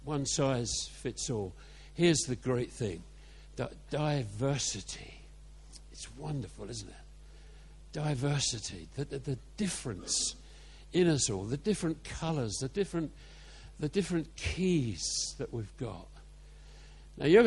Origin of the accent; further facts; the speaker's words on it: Carshalton, London, United Kingdom; where I was born on the St. Helier estate in Carshorton